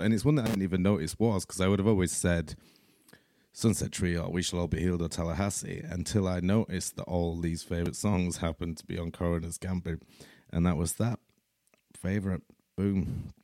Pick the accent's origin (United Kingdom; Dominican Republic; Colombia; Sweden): United Kingdom; Leeds, Yorkshire and the Humber; I'm from Leeds in Yorkshire, here in the U K